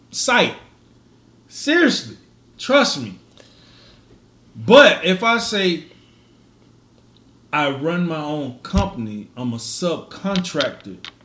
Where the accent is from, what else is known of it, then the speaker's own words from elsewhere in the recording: Miami, Florida, United States; Yeah, I'm from I'm from Miami.